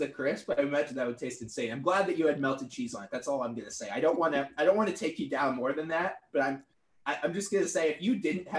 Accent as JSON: {"language": "English", "town": "Portland", "region": "Oregon", "country": "United States", "moved": "yes", "said": "I'm from Portland, Oregon originally"}